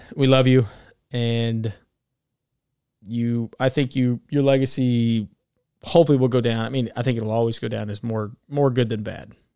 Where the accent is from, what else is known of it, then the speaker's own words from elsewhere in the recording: Alabama, United States; moved away; I'm from Alabama originally.